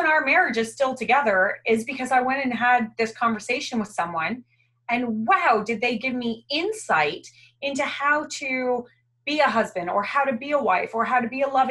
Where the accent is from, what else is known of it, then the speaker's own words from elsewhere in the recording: Canada; moved away as an adult; now in Australia; I'm originally from Canada